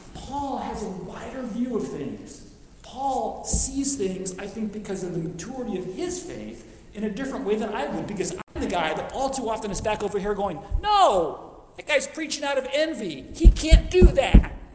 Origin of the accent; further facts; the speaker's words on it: Phoenix, Arizona, United States; moved away as an adult; now in Oklahoma, United States; I grew up in Arizona. I grew up in Phoenix